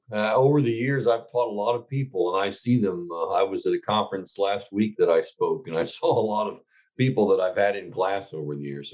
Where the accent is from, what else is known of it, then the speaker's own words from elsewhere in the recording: Indiana, United States; So I am a native Hoosier. I was born and raised here in Indiana. In fact, I live only about a couple miles from the farm I grew up on.